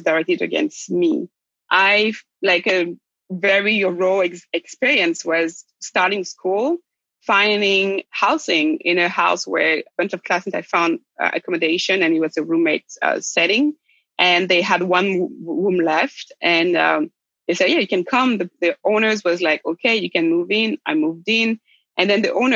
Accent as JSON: {"language": "English", "town": "Rennes", "region": "Brittany", "country": "France", "tie": "born or raised there", "also_born_or_lived": "Brazzaville, Republic of the Congo / United States", "moved": "yes", "said": "We landed in France in a city called Rennes in the west side of France in a region called Brittany. That's where I grew up."}